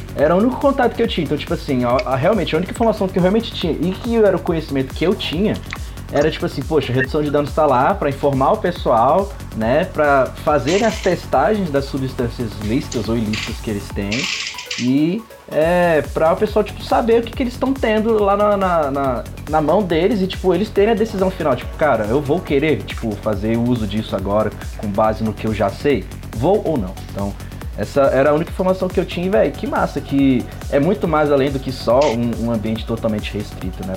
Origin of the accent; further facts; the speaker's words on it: Brasília, Federal District, Brazil; tenho 24 anos, eu sou aqui de Brasília